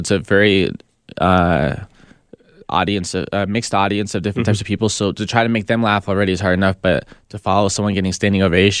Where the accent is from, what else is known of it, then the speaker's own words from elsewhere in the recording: San Diego, California, United States; now in Los Angeles, United States; I'm from San Diego.